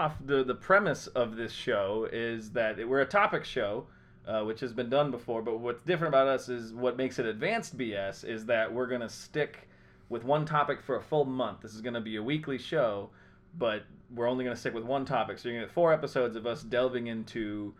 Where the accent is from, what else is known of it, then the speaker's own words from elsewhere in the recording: Iowa, United States; now in Chicago, United States; We're all friends. We're from Iowa. We live in Chicago right now.